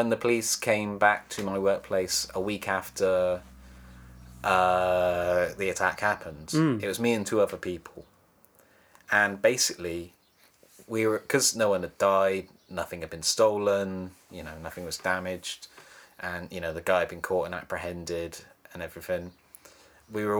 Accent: Cornwall, South West England, United Kingdom; moved away as an adult; also born or lived in High Wycombe; now in Bristol, United Kingdom; I'm a different person when I'm at home with my parents and in my hometown, just because, you know, I grew up there.

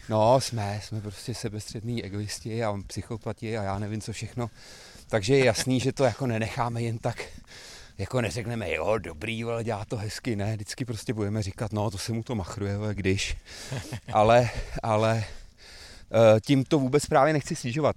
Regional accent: Kladno, Central Bohemian Region, Czechia; also born or lived in Prague / Slabce; jsem narozený v Praze, ale od dvou let jsem vyrůstal na Kladně

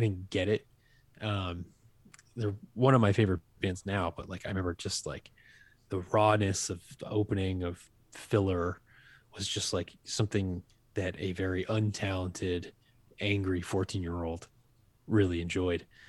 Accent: Acushnet, Massachusetts, United States; also born or lived in New Bedford, Massachusetts; I was from a Acushnet

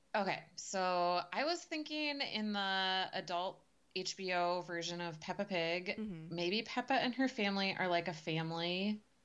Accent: United States; as an American

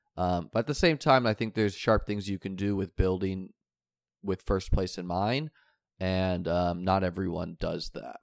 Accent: New Hampshire, United States; I grew up in New Hampshire.

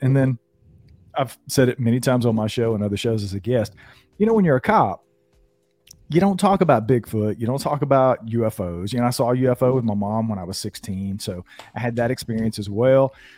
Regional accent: North Georgia, United States; born and raised in North Georgia in the mountains

